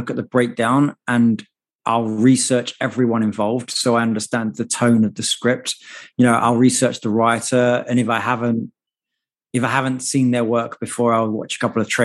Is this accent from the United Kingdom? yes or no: yes; United Kingdom; moved away as an adult; now in United States; even though I've lived in America now for 15 years, as you can hear, I haven't properly lost my accent at all